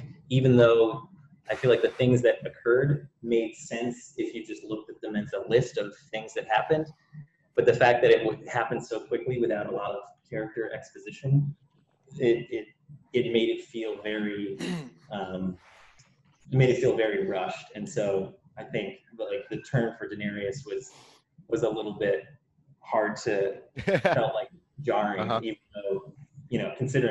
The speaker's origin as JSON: {"language": "English", "region": "Connecticut", "country": "United States", "tie": "born or raised there", "also_born_or_lived": "London, United Kingdom", "moved": "yes", "lives_now": "Texas, United States", "said": "I grew up in the Northeast of the US. So I'm from Connecticut. Really, is where I grew up"}